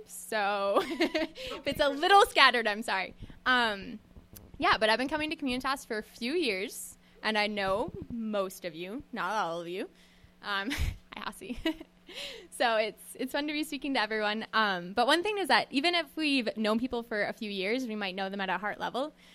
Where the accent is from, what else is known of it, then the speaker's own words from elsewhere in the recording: Western Minnesota, United States; I grew up in Western Minnesota, um, on a farm in the middle of nowhere